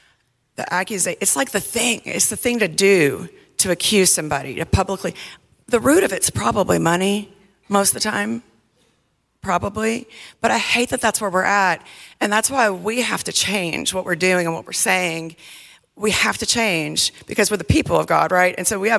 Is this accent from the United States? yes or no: yes; the South, United States; when I was younger, I just thought, oh, I parent like a Southerner. I'm from the South. That's just how I do it.